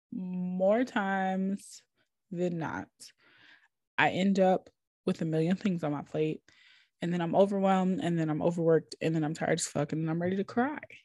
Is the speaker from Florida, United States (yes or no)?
no; Minnesota, United States; now in Atlanta, United States; I'm originally from Minnesota